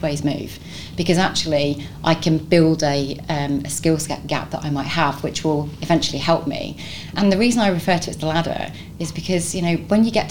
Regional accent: London, United Kingdom; now in Nottingham, United Kingdom; I'm not from Nottingham. Nottingham's my adopted home. I'm actually from London originally

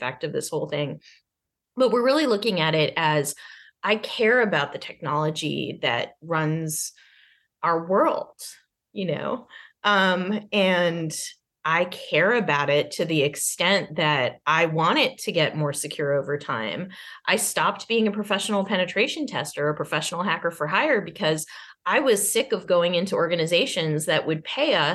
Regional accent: Arlington, Massachusetts, United States; I grew up in Arlington, Massachusetts

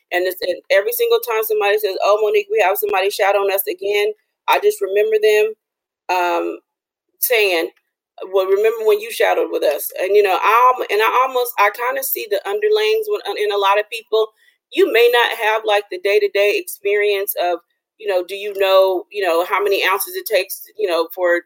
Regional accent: Los Angeles, California, United States; moved away; I'm from Los Angeles

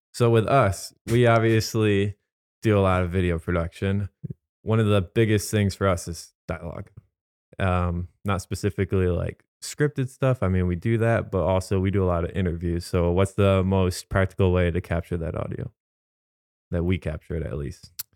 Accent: Holland, Michigan, United States; I'm from the Holland, Zeeland area, so we have tulip time.

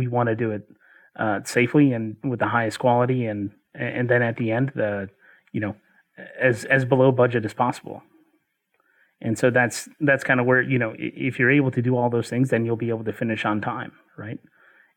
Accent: Chattanooga, Tennessee, United States; I grew up in Chattanooga

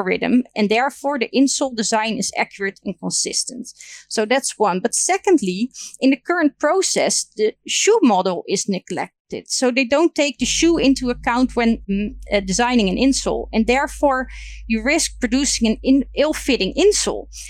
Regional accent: Netherlands

